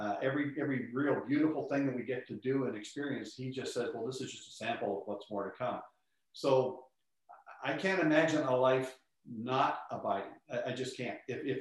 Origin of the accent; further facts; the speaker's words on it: Northeast, United States; now in Texas, United States; we're from the Northeast, we should be able to keep our house at 68 degrees.